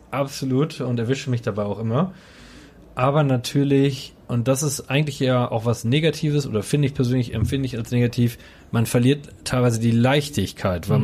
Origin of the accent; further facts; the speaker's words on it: Coesfeld, North Rhine-Westphalia, Germany; Coesfeld und Holtweg sind für mich immer der sichere Hafen.